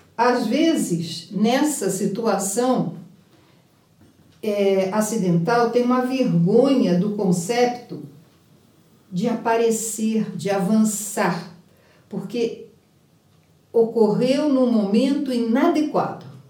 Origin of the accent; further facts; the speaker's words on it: Rio de Janeiro, Brazil; eu sou carioca